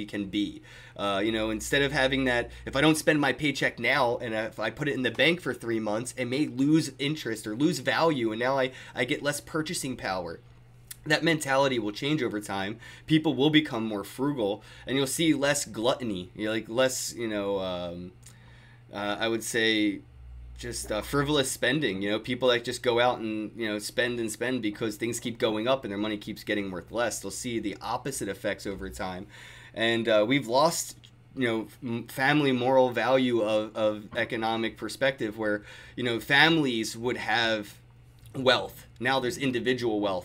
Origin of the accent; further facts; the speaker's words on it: United States; as an American